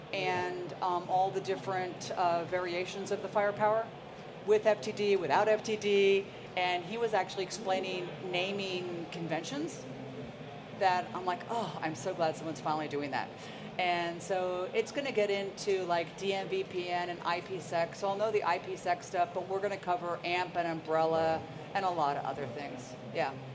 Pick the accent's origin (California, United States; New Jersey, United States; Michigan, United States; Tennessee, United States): New Jersey, United States; Princeton; also born or lived in Ohio; I grew up in Princeton, New Jersey